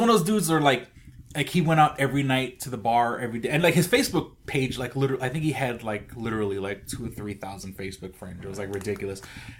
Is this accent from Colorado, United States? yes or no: no; Rochester, New York, United States; I believe I had said I'm from Rochester